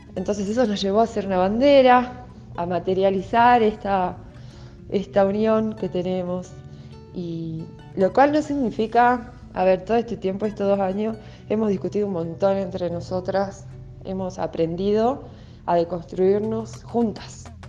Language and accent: Spanish; Salta, Argentina; soy salteña